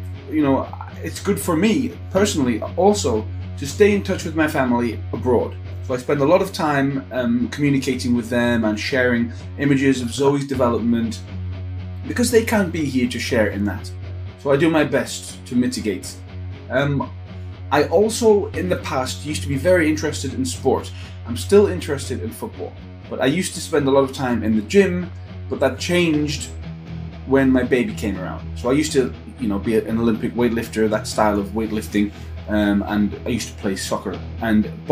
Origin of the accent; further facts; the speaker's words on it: Newcastle, North East England, United Kingdom; moved away; Which was where I was born, Newcastle.